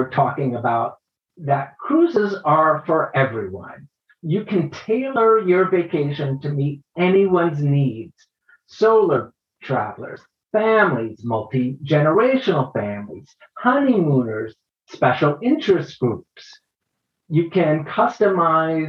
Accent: United States; pegging me as an American

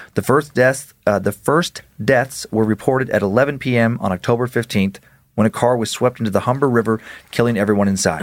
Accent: Idaho, United States; moved away; I grew up in Idaho

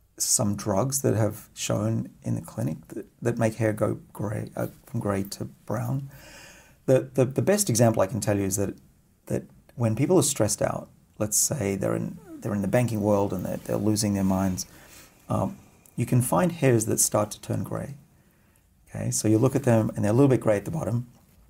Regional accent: Australia; I'm Australian after all

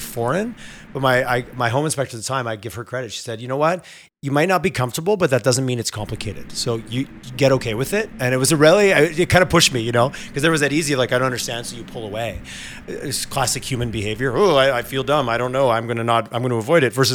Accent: Montreal, Quebec, Canada; now in Alberta, Canada; I grew up out east in Montreal

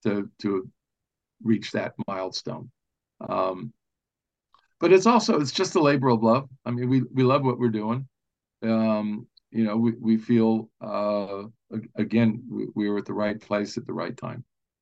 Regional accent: California, United States; I grew up in Southern California, and I was the kid that wanted the Volkswagen with the Porsche engine in it.

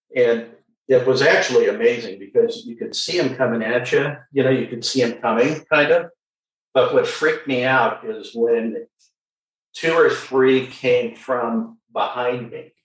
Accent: San Diego, California, United States; I'm a second generation San Diegan, so born and raised. I was born at Mercy Hospital. Uh, I grew up in Mission Hills

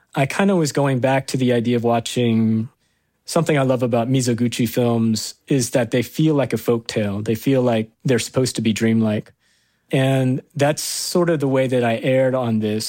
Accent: Arkansas, United States; I am that kid from Arkansas who grew up in a trailer home

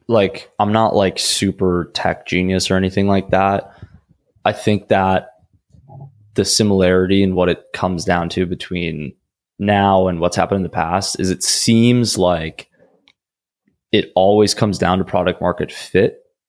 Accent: Minnesota, United States; I'm from Minnesota originally

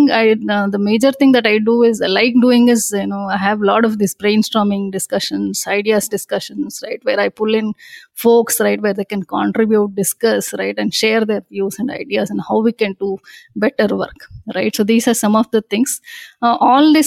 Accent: Bangalore, Karnataka, India; I'm born and brought up in Bangalore, right? My entire schooling, starting from my nursery grade to my engineering, has been done in Bangalore

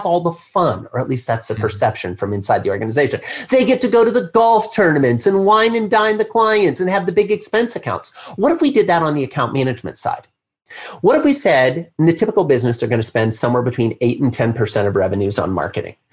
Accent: Midwest, United States; I grew up in the Midwest

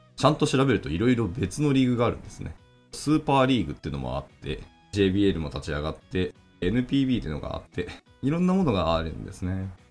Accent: Hiroshima, Japan; 僕は広島出身なので

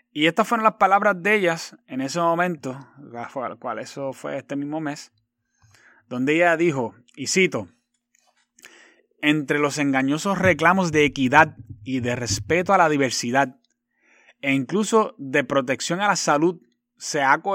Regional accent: Puerto Rico; Como puertorriqueña y antillana, lo que no quiero para la patria cubana, tampoco lo quiero para mi isla borincana.

